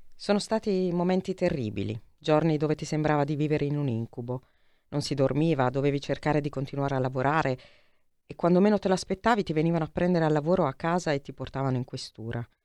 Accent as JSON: {"language": "Italian", "town": "Altamura", "region": "Apulia", "country": "Italy", "said": "io sono di Altamura, quindi sono vicinissima a Gravina e ho anche sì. tanti amici, compagni di classe gravinesi"}